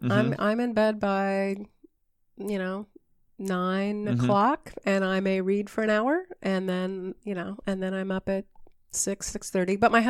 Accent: Washington, United States; I grew up over in Eastern Washington. I come from a family of wheat farmers

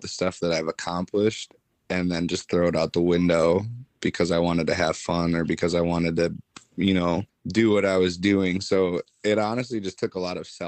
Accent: Bay Area, California, United States; moved away as an adult; also born or lived in Wisconsin / Pensacola, Florida; I was born in California, grew up in the Bay Area, the troubled life of living

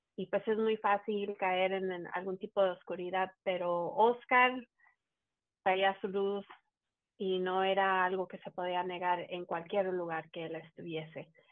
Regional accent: Mexico; uno siendo mexicano

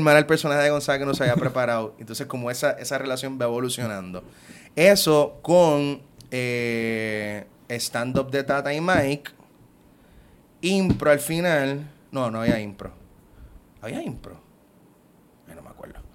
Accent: Puerto Rico; soy boricua

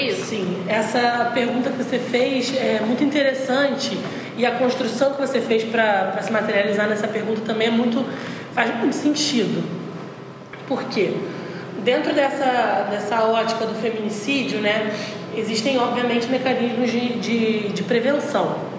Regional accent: Araruama, Rio de Janeiro, Brazil; moved away as an adult; now in Niterói, Brazil; em Araruama, que foi onde eu cresci

